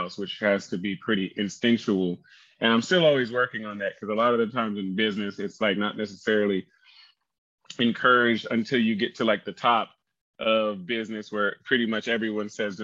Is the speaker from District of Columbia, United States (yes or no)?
no; Oklahoma, United States; moved away; also born or lived in California; I grew up in Oklahoma